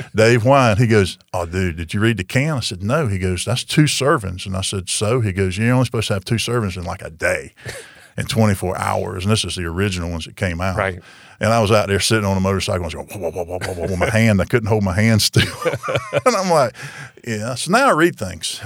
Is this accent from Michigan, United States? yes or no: no; Marianna, Florida, United States; now in Tallahassee, United States; Jackson County and run in my hometown